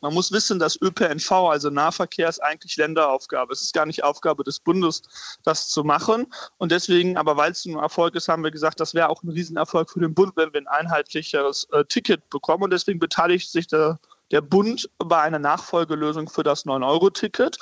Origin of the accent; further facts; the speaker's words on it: North Rhine-Westphalia, Germany; in meinem Heimatbundesland Nordrhein-Westfalen